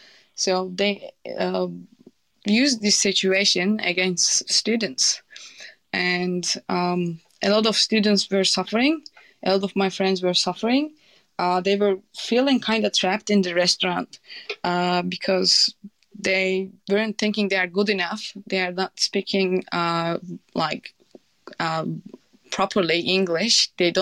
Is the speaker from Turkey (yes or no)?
yes; Turkey; English is a second language; But I'm from Turkey. Turkey is not doing well at the moment.